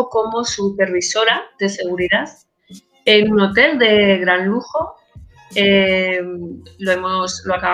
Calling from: Madrid, Community of Madrid, Spain; Desde Madrid

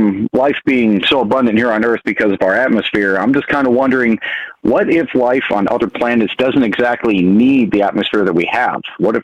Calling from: Montana, United States; Calling from beautiful state of Montana.

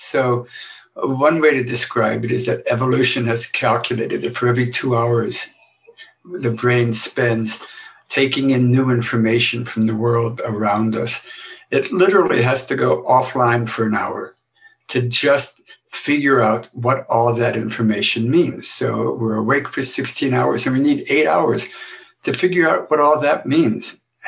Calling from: Boston, Massachusetts, United States

